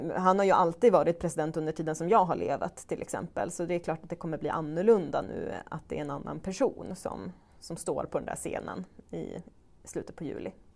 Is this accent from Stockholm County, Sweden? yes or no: no; Strömsund, Jämtland, Sweden; min hemkommun Strömsund